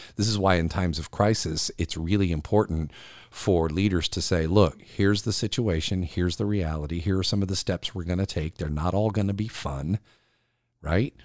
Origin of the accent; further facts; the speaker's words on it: South Carolina, United States; here in South Carolina in my home state